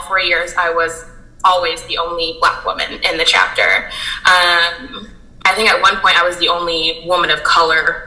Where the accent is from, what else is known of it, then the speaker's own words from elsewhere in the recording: Fort Wayne, Indiana, United States; I grew up in Fort Wayne, Indiana, and I had a very diverse upbringing